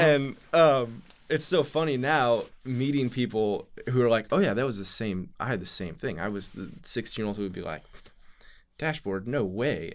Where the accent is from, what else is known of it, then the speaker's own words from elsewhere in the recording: St. Louis, Missouri, United States; I grew up in St. Louis, Missouri